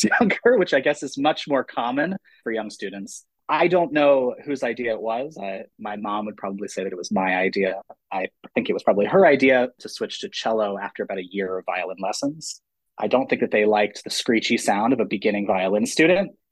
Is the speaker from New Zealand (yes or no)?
no; near Hershey, Pennsylvania, United States; moved away as an adult; also born or lived in Boston / Georgia; now in Gwinnett County, Georgia, United States; I grew up in Pennsylvania and near Hershey, Pennsylvania